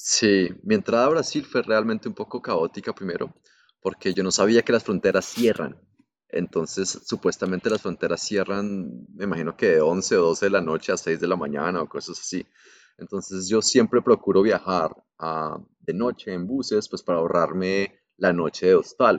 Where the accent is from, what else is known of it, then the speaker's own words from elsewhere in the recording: Colombia; moved away; also born or lived in Melbourne, Australia; soy de Colombia